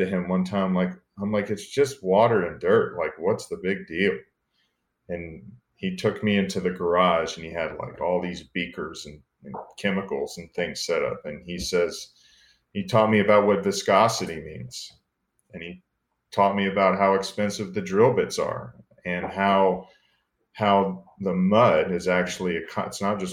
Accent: Space Coast, Florida, United States; also born or lived in McAllen, Texas; My entire childhood was really growing up on the Space Coast

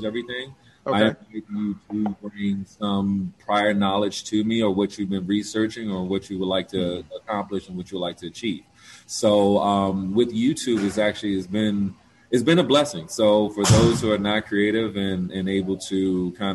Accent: Washington, District of Columbia, United States; I'm a native Washingtonian

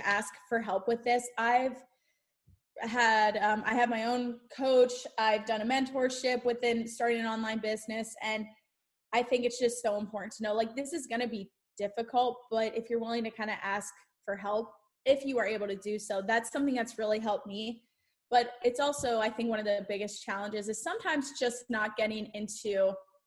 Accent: Central Pennsylvania, United States; moved away as an adult; now in North Central Florida, United States; I'm originally from Pennsylvania and grew up in Central Pennsylvania all of my life.

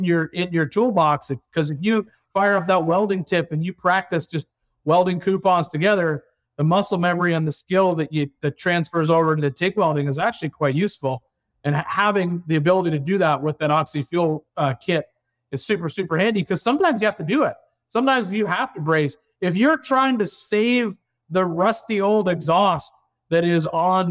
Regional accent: Canada; moved away; originally I'm from Canada

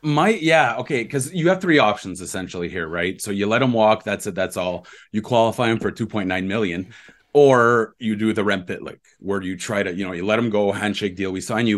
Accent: Ontario, Canada; I grew up in Ontario

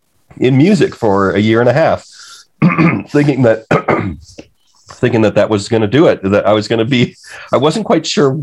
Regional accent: Detroit, Michigan, United States; I grew up in the suburbs of Detroit. I used to just say I'm from Detroit, and then I came to understand that there's a real, the suburbs of Detroit are different from

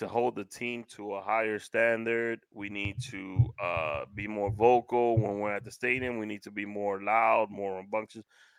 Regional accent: New York City, New York, United States; Growing up in Washington Heights

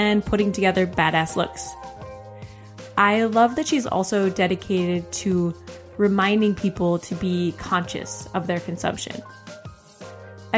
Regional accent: Wisconsin, United States; growing up in Wisconsin

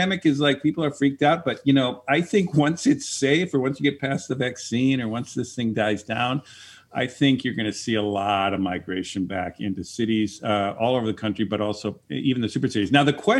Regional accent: Minneapolis, Minnesota, United States; now in San Francisco, United States; I'm originally from Minneapolis

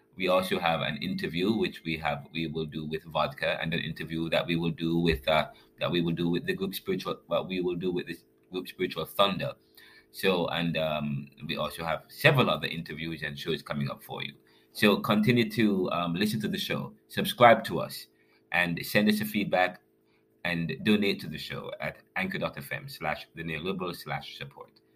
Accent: Jamaica; now in Philadelphia, United States; I am from Jamaica as well

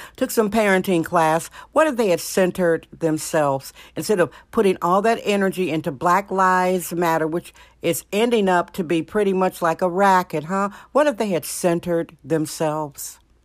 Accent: Milwaukee, Wisconsin, United States; also born or lived in California; now in San Francisco, United States; I was born in Milwaukee, Wisconsin, and lived in California more than half of my life

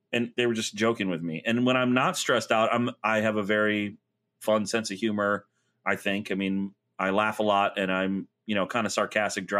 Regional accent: Florida, United States; moved away; I grew up in Florida where 88's like, oh, it's cool today.

